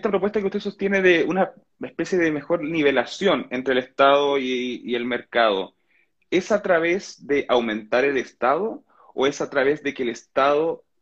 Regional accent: Chile; ¿Qué, recibo yo como ciudadano chileno que impone?

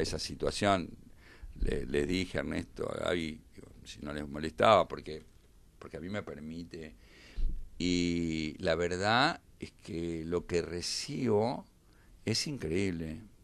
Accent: Argentina; como argentino

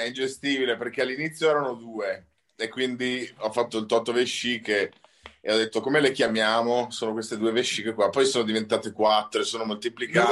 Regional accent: Venice, Veneto, Italy; siamo veneti, io di Venezia e lui di Padova

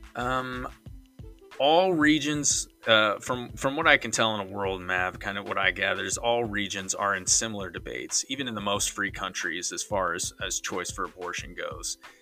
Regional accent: Missouri, United States; I'm from Missouri

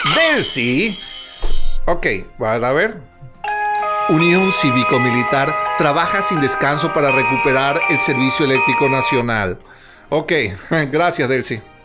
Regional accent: Venezuela; En Venezuela vivimos

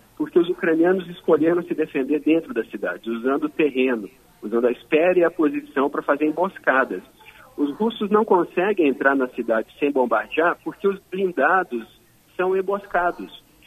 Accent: Erechim, Rio Grande do Sul, Brazil; moved away; eu sou do Rio Grande do Sul.

